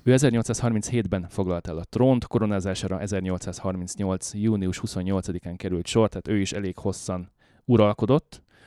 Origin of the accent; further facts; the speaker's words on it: Hungary; now in Canada; európaiként, magyarként